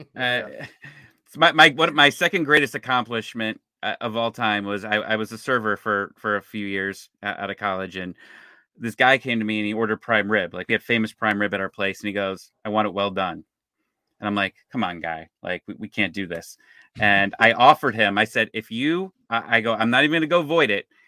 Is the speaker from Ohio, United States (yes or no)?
yes; Cleveland, Ohio, United States; now in Atlanta, United States; I'm actually from Cleveland